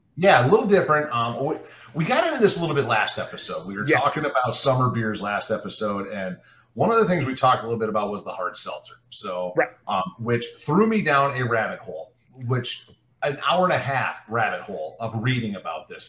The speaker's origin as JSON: {"language": "English", "region": "Michigan", "country": "United States", "tie": "born or raised there", "said": "growing up in Michigan"}